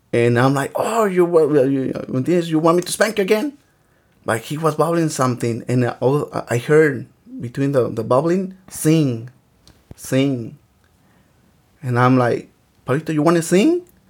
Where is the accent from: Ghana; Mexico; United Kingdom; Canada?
Mexico; Michoacán; now in Los Angeles, United States; I was born in the state of Michoacan